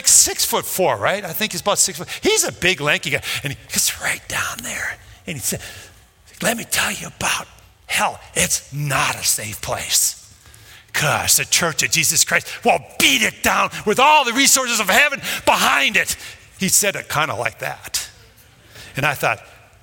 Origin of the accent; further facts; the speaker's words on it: Minnesota, United States; moved away; I grew up in Minnesota